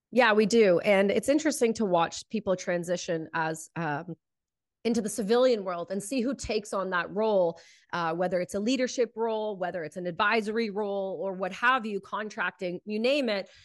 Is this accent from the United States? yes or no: no; Canada; being Canadian